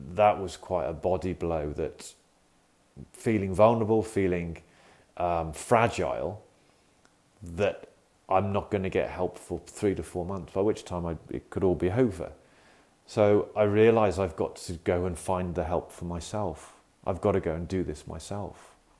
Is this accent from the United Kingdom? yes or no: yes; United Kingdom; accent: UK; in the UK, as you can probably tell from my accent